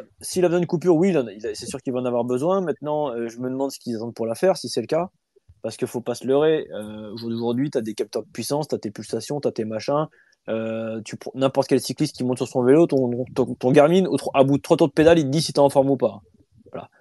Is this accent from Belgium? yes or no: no; France; chez nous, en France